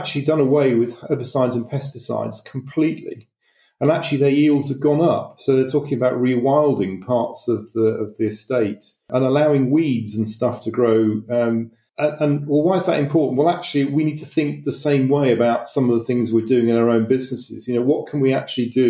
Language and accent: English; Manchester, North West England, United Kingdom; moved away; I'm from Manchester originally